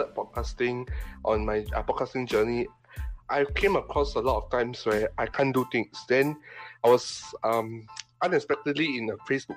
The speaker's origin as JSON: {"language": "English", "country": "Singapore", "said": "I'm 15 years old. I'm from Singapore"}